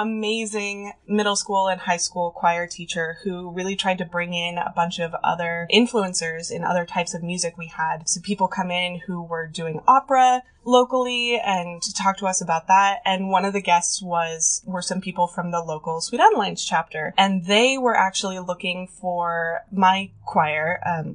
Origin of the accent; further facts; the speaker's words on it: North Idaho, United States; moved away as an adult; now in Olympia, United States; I grew up in North Idaho, and then I moved over to Olympia to go to college in 2008 and never left